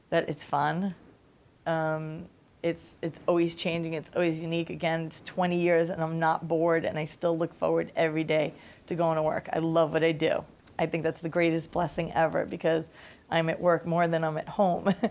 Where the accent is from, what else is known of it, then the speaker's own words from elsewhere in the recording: Staten Island, New York, United States; I come from Staten Island. My accent was way thicker back in the day.